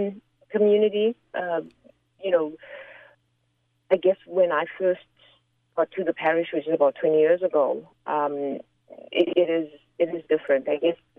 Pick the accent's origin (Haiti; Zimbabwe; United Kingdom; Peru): Zimbabwe; moved away; I'm from Zimbabwe